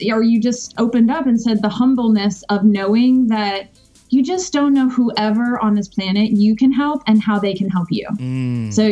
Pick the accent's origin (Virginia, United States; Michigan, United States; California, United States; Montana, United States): Virginia, United States; Richmond; I grew up on the East Coast in Richmond, Virginia, and I moved around a lot.